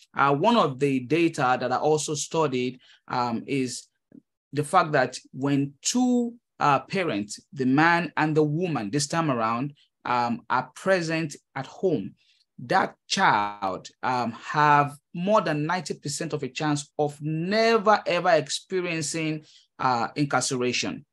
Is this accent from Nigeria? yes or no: yes; Nigeria; moved away as an adult; now in United States; I am a Nigerian immigrant. Uh, I came to the United States, uh, early twenty fifteen